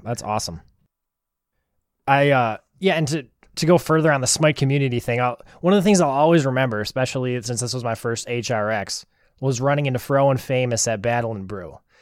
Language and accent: English; Wisconsin, United States; I'm from Wisconsin